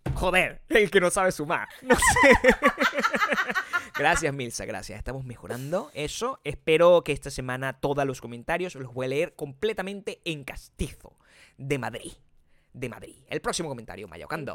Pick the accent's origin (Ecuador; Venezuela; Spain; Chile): Venezuela; moved away; 30% venezolano, venezolano